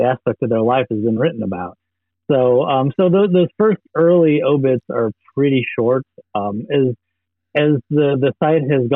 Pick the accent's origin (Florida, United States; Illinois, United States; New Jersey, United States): Illinois, United States; Chicago; I was growing up in Chicago in the '80s